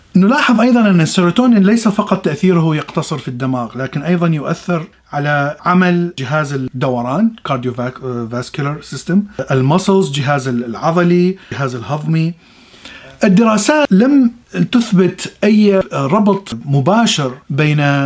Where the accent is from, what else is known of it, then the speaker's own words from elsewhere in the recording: Iraq; moved away as an adult; أنا من العراق وعشت حر حربين وطلعت من العراق